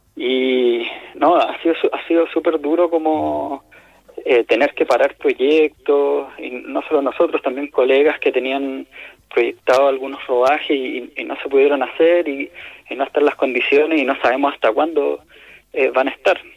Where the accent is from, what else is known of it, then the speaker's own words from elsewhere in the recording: Vallenar, Atacama, Chile; nosotros somos de Vallenar